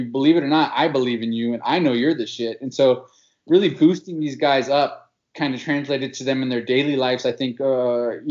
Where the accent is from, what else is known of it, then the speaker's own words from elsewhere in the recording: Berkeley, California, United States; moved away as an adult; also born or lived in Oakland, California / Quito, Ecuador; now in Ecuador; I grew up in Berkeley, California